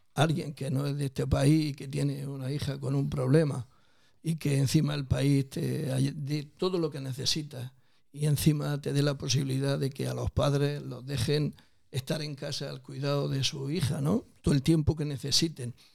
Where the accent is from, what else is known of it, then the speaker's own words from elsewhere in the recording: Tabernas, Andalusia, Spain; la gente cariñosamente de mi pueblo